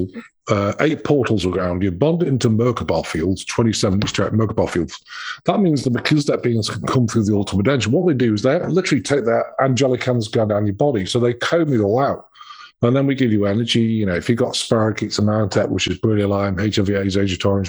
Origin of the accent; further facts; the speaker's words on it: England, United Kingdom; moved away as an adult; now in United States; I'm British